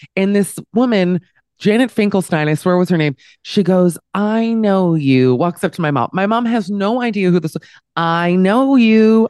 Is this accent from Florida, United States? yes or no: yes; Miami, Florida, United States; also born or lived in New York; now in Amsterdam, Netherlands; growing up in Miami